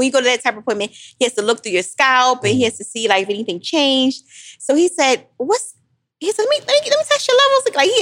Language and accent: English; Philadelphia, Pennsylvania, United States; I'm still from Philly